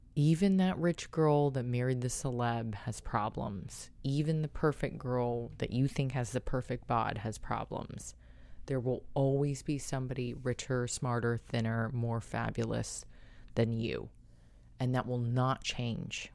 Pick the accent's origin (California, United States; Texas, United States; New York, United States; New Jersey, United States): California, United States; San Diego; San Diego's shelters, my hometown